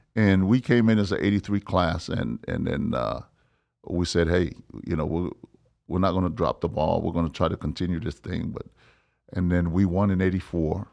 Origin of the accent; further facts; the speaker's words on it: Hawaii, United States; also born or lived in Samoa / Los Angeles; we moved to Hawaii and I grew up there for fourteen years.